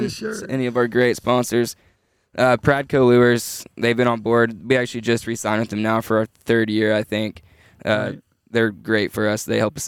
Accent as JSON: {"language": "English", "town": "Houston", "region": "Texas", "country": "United States", "tie": "born or raised there", "moved": "as an adult", "lives_now": "Arkansas, United States", "said": "I grew up live in Houston, so only 2.5 hours from Rayburn."}